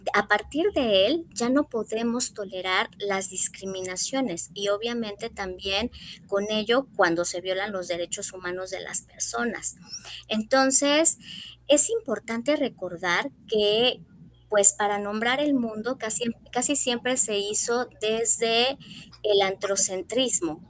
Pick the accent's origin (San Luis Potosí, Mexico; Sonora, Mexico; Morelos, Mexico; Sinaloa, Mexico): Morelos, Mexico; also born or lived in Mexico City; Soy de la Ciudad de México, pero desde muy pequeña vivo en Morelos, o sea que ya soy guayaba, adoptada, pero soy ya guayaba